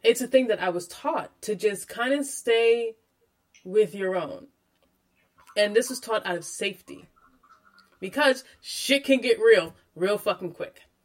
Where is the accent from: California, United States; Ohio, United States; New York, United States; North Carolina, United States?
New York, United States; Freeport; I grew up on Long Island um, in New York, in Freeport